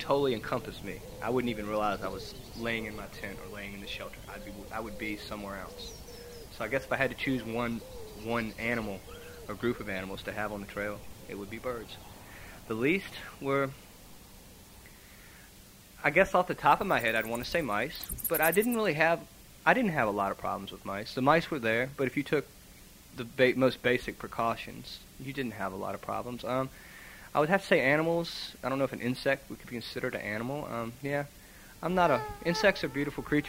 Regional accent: Virginia, United States; I'm from Virginia, so I have already done a lot of hiking in Virginia.

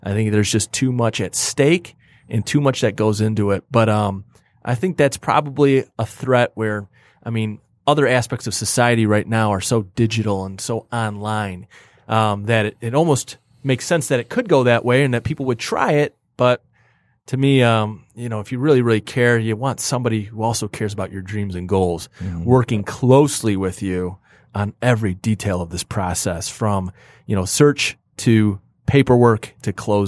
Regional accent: Rochester Hills, Michigan, United States; I live and grew up in Rochester Hills. Yeah. So I'd pick my hometown, Rochester.

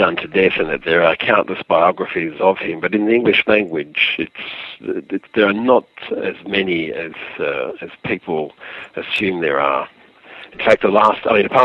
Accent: Perth, Western Australia, Australia; moved away as an adult; also born or lived in Paris, France; I am an Australian born in Perth, Australia, which is on the west coast. Spent the first 20-odd years of my life

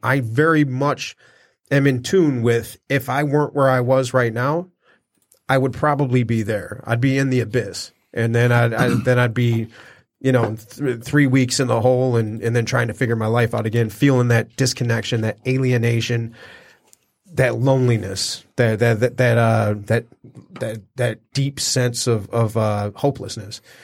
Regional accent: Detroit, Michigan, United States; born or raised there; moved away; also born or lived in Hollywood

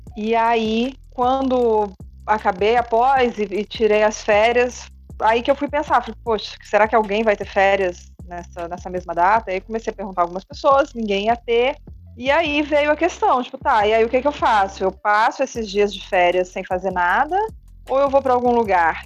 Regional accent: Minas Gerais, Brazil; moved away as an adult; also born or lived in Rio de Janeiro; eu já morava em outro estado diferente diferente do, do meu estado natal, né? eu morava no Rio de Janeiro, é, eu sou de Minas

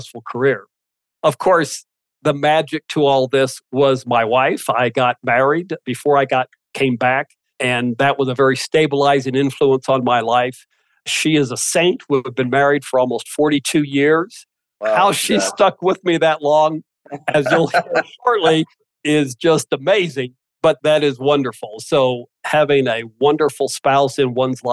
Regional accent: West Lafayette, Indiana, United States; also born or lived in New Zealand; I grew up in West Lafayette, Indiana

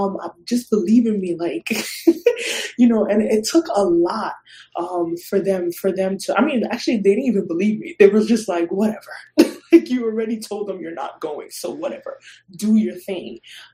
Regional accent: Ghana; Like, if anything, we're from Ghana. They've seen a lot of hardship. They worked hard to come here.

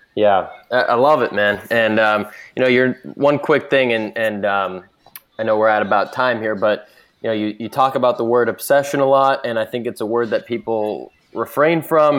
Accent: Boston, Massachusetts, United States; now in San Francisco, United States; I'm from the Boston area, but now in San Francisco

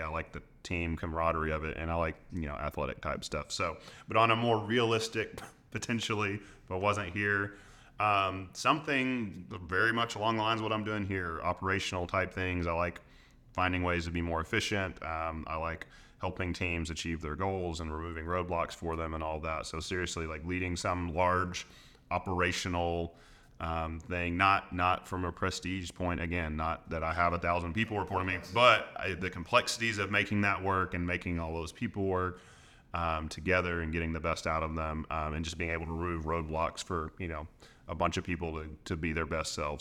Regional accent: Arkansas, United States; I'm here from Arkansas, so I love the Razorbacks

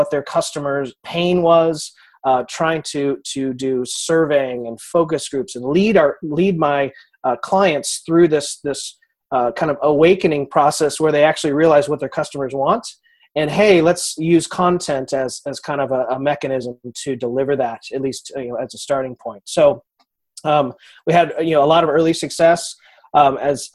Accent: Kansas City, United States; I'm from Kansas City

